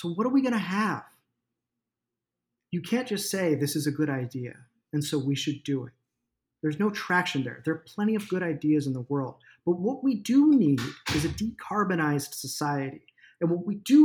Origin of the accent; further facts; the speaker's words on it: United States; as an American